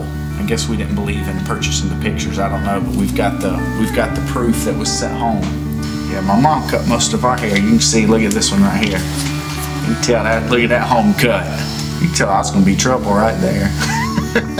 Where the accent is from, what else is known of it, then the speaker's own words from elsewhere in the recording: Tigerville, South Carolina, United States; we had a great time growing up in Tigerville